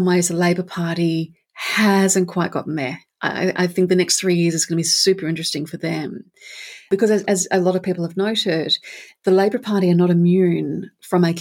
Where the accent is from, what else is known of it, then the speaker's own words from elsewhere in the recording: Perth, Western Australia, Australia; I used to live in Curtin. I grew up in Curtin.